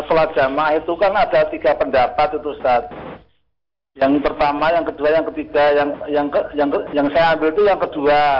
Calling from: Tulung, Central Java, Indonesia; Dari Pak … di Tulung Klaten.

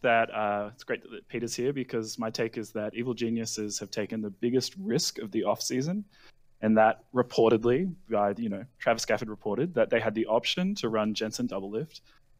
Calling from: Sydney, New South Wales, Australia; Calling from Sydney, Australia.

